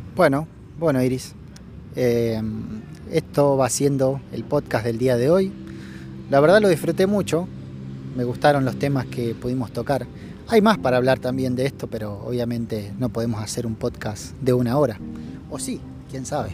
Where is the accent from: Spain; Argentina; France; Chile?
Argentina; Rafaela, Santa Fe; la ciudad de donde vengo, de Rafaela